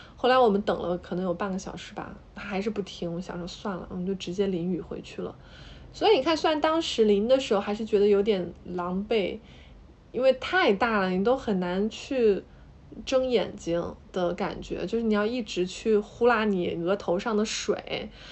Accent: Hubei, China; 因为我是湖北人嘛

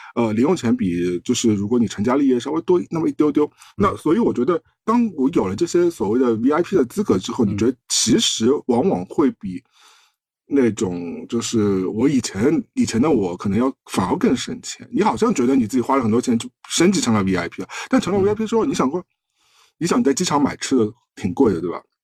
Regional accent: China; 对于我们中国人来说，有时候有些匪夷所思

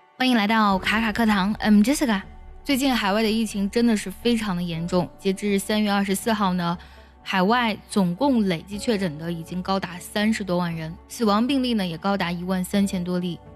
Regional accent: China; 我们中国人

